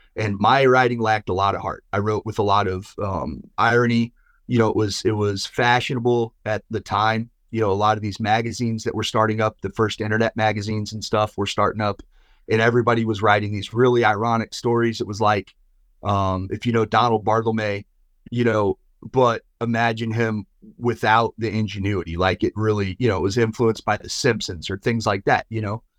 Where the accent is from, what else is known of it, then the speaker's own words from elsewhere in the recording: Midwest, United States; I grew up in the Midwest